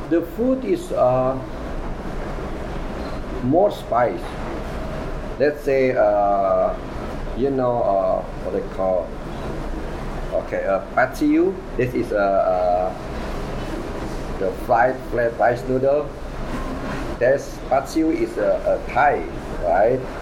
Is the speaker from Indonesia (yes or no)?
yes; Borneo, Indonesian side, Kalimantan, Indonesia; English is a second language; now in Los Angeles, United States; So I I I born from Borneo uh, Indonesia side.